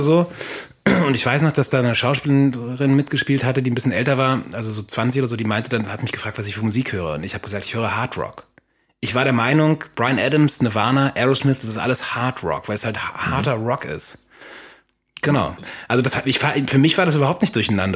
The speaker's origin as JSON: {"language": "German", "country": "Austria", "moved": "yes", "said": "in Österreich, dann dem Dorf, wo ich herkomme, bei meinem Vater"}